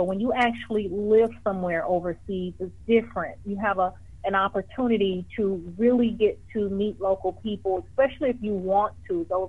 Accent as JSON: {"language": "English", "town": "Detroit", "region": "Michigan", "country": "United States", "tie": "born or raised there", "also_born_or_lived": "China / Costa Rica / Mongolia", "moved": "as an adult", "said": "my hometown is in Detroit, Michigan. I'm in transition now from having come from China."}